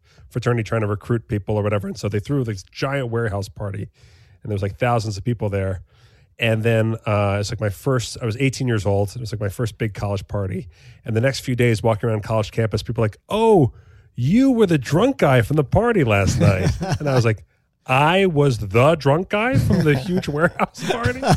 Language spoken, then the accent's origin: English; United States; as an American